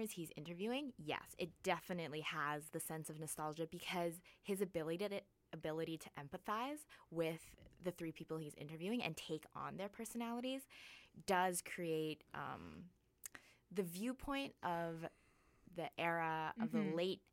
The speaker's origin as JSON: {"language": "English", "town": "Calgary", "region": "Alberta", "country": "Canada", "tie": "born or raised there", "moved": "yes", "said": "I grew up in Calgary, Alberta"}